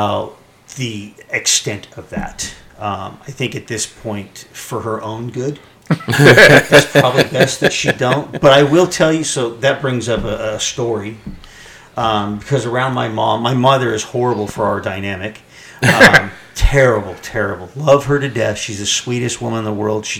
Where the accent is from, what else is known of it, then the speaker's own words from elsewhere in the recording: Central California, United States; I was raised in Central California on a farm in a very conservative family